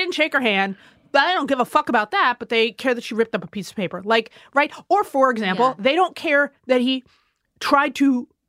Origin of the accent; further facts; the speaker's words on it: United States; as an American